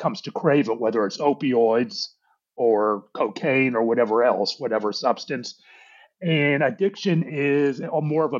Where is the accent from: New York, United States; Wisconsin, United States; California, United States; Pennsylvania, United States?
Pennsylvania, United States; Pittsburgh; now in Dallas, United States; I was born and raised in Pittsburgh, Pennsylvania, though I live in Dallas now